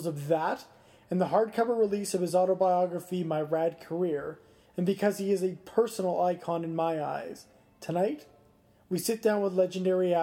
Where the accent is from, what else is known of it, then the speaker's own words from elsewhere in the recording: Calgary, Alberta, Canada; I was actually born and raised in Calgary